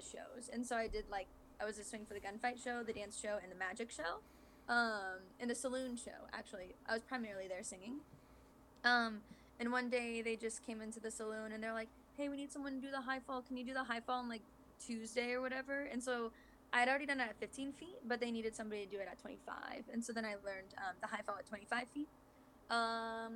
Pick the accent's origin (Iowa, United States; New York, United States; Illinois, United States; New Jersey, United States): Iowa, United States; So originally I'm from Iowa, which is like the Midwest, like small town kind of thing